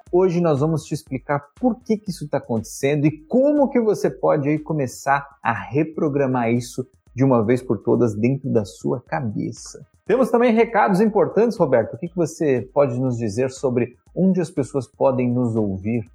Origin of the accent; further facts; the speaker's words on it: Brazil; also born or lived in Japan; fui embora do, do Japão, voltei pro Brasil